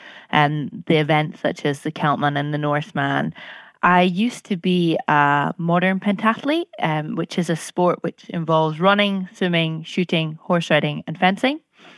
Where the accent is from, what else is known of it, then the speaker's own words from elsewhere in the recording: Scotland, United Kingdom; I'm 27 from Scotland